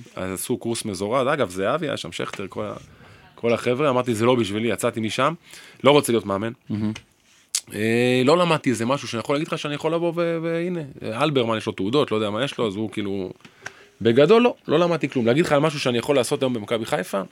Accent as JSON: {"language": "Hebrew", "town": "Haifa", "region": "Haifa District", "country": "Israel", "tie": "born or raised there", "said": "גדלתי פה"}